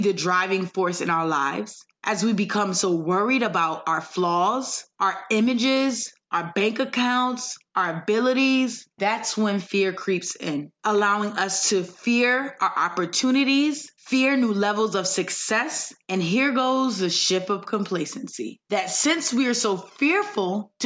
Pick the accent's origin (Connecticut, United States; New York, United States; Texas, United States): Connecticut, United States; Windsor; moved away; also born or lived in Hartford, Connecticut; I'm from Hartford, Connecticut, and grew up in Windsor